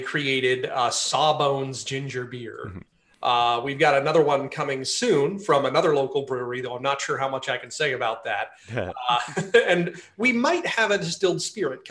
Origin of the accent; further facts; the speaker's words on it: Southern California, United States; also born or lived in Washington, D.C.; now in Frederick, United States; I grew up in Southern California, up in the mountains, a little gold mining town